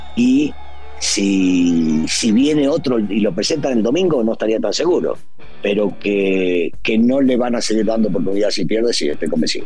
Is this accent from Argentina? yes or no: yes; Argentina; los argentinos